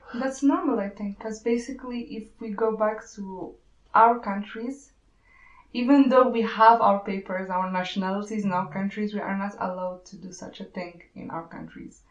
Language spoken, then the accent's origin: English; Morocco; English is a second language; also born or lived in Ukraine; now in Germany; I'm Moroccan